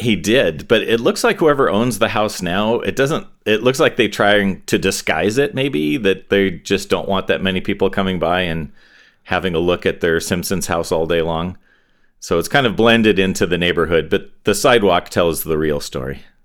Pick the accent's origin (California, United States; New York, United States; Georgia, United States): California, United States; Torrance; also born or lived in Inglewood, California / Hawthorne, California; we pretty quickly moved to Torrance, which is a little suburb of L A, uh, near the beach, a little southwest of L